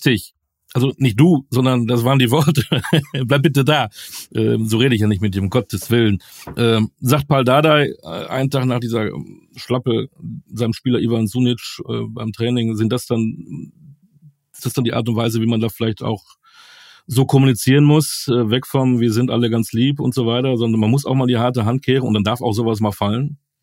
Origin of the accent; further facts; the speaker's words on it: Münster, North Rhine-Westphalia, Germany; Ich habe da meine halbe Jugend verbracht. Äh, ich bin ein Münsteraner